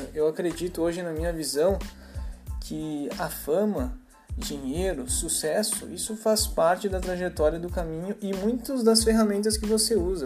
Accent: Caxias do Sul, Rio Grande do Sul, Brazil; eu sou aqui de Caxias do Sul, Rio Grande do Sul

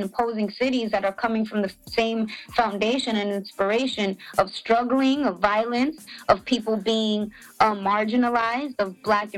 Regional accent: Los Angeles, California, United States; also born or lived in Pasadena; I am from Los Angeles, Pasadena, and East Los Angeles

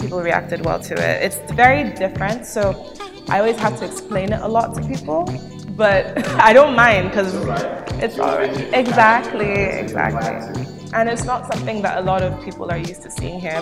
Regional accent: Lagos, Nigeria; also born or lived in England; being a girl from Lagos. I was born in England, but like I relate mostly to Nigeria.

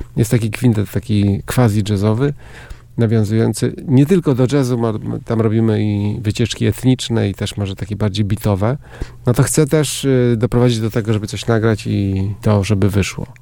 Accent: Rozogi, Warmian-Masurian Voivodeship, Poland; also born or lived in Szczytno / Występ; Rozogi, a wcześniej Występ, bo urodziłem się w Szczytnie, ale z rodzicami mieszkaliśmy w Występie

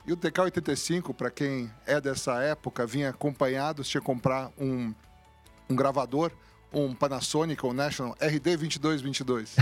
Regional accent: São Paulo, Brazil; also born or lived in Cruzeiro; viemos para São Paulo muito cedo é, e cresci em São Paulo

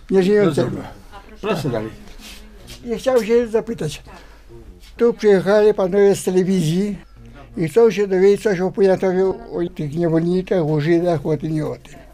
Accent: Piwińcowa, Poland; born there; moved away as an adult; Ja w Piwińcowej się urodziłem. W 24 roku się urodziłem. W 44 ja stąd wyszłem.

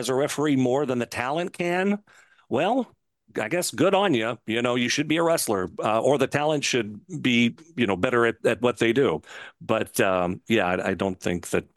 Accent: Louisville, Kentucky, United States; I used to go to the Louisville Gardens with my dad on Tuesday nights. We had front row seats. You know, we were always there. So I grew up on Memphis wrestling, which in turn came to Louisville every Tuesday, which is where I'm based out. I live here in Louisville still

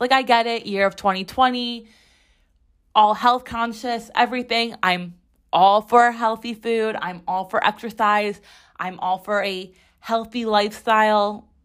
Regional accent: Chicago, Illinois, United States; now in New York City, United States; I grew up in Chicago

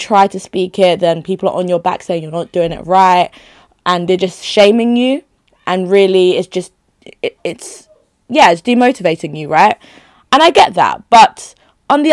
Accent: Nigeria; moved away; So home being Nigeria, because I'd only just moved here, right?

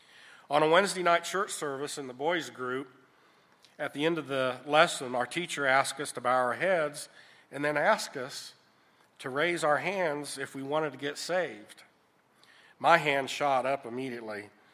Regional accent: Jacksonville, Florida, United States; born there; I was born in Jacksonville, Florida, at the Naval Air Station, August 17th, 1957.

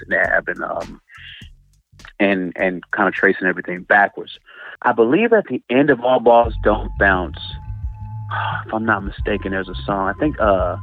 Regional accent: Chicago, Illinois, United States; now in Los Angeles, United States; I've born and raised in the Chi

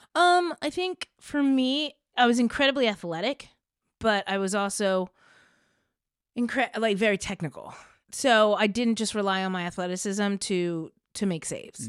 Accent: Princeton, New Jersey, United States; I grew up in Princeton, New Jersey

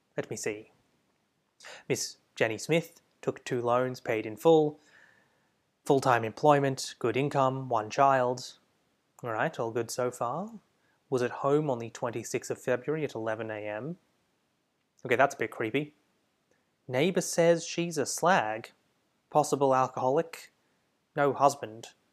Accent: Australia; As an Australian

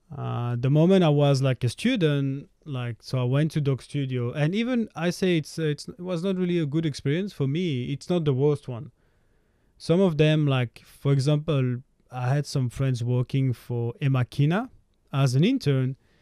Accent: Belgium; I'm from Belgium

